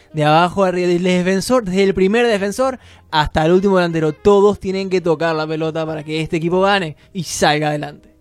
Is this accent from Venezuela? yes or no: yes; Caracas, Capital District, Venezuela; moved away; soy de Caracas